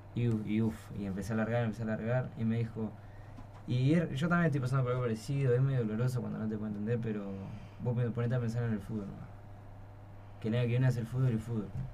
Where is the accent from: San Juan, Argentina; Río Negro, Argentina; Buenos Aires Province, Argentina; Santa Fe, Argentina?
Buenos Aires Province, Argentina; Florencio Varela; soy de Varela